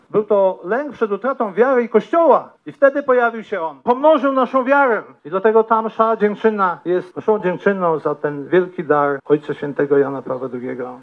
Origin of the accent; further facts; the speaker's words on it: Ropczyce, Subcarpathian Voivodeship, Poland; moved away as an adult; now in La Grange, United States; to są moje rodzinne strony, stamtąd pochodzę